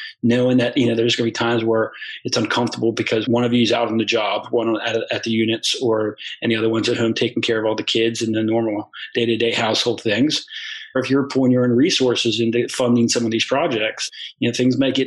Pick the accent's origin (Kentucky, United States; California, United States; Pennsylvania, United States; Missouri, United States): Pennsylvania, United States; South Central; moved away as an adult; now in Florida, United States; growing up in South Central Pennsylvania and on a farm